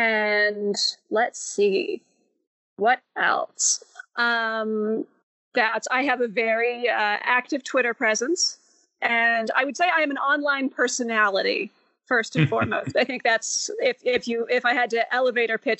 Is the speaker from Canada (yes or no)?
yes; Canada; now in Utah, United States; I am Canadian, but I live in Utah